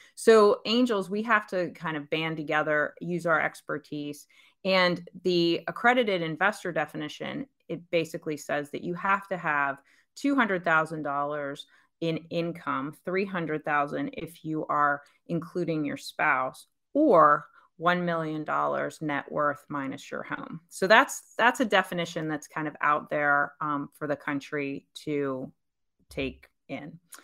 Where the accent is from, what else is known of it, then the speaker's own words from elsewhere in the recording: Pennsylvania, United States; moved away as an adult; also born or lived in Pittsburgh / New York / Dallas / San Francisco; now in Charlotte, United States; I grew up in Pennsylvania. I lived there most of my life before I met my husband